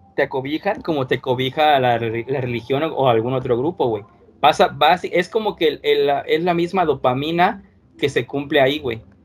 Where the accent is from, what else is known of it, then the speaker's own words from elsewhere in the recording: Mexico; aquí nos tocó nacer